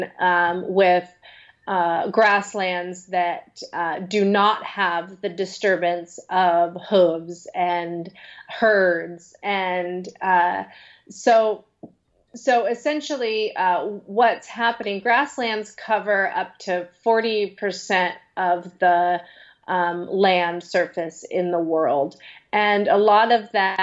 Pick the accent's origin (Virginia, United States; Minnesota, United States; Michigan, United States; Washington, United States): Washington, United States; Western; now in California, United States; where I grew up in Western Washington